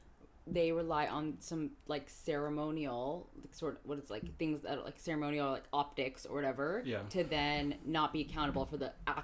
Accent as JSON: {"language": "English", "town": "Seattle", "region": "Washington", "country": "United States", "tie": "born or raised there", "also_born_or_lived": "Texas", "moved": "yes", "said": "I'm African, and I grew up in Seattle"}